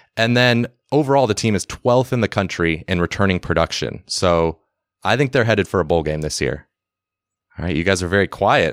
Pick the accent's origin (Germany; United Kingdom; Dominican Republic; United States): United States; West Coast; We're from the West Coast